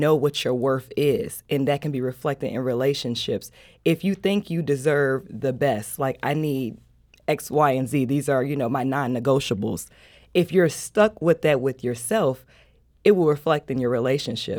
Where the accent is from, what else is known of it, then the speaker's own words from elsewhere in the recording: Chicago, Illinois, United States; moved away as an adult; now in St. Louis, United States; I've been living here in Saint Louis for seven years. I'm from Chicago